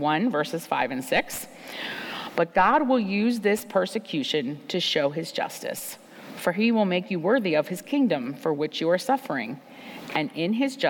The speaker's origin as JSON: {"language": "English", "country": "United States", "said": "As American women living at this time in history"}